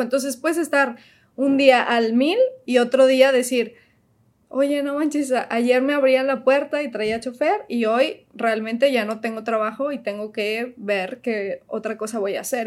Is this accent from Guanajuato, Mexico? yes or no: yes; León, Guanajuato, Mexico; moved away as an adult; also born or lived in Mexico City; now in United States; Trabajé desde León, porque ahí crecí, eh, en León, Guanajuato